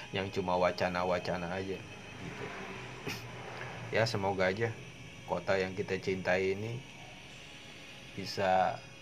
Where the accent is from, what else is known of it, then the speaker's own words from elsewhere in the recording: Jakarta, Indonesia; now in Parung, Indonesia; gua sendiri dari Jakarta.